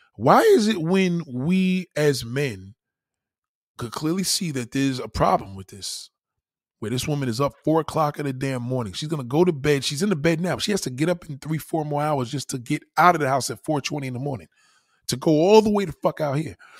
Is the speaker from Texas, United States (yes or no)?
no; New York, United States; being a New Yorker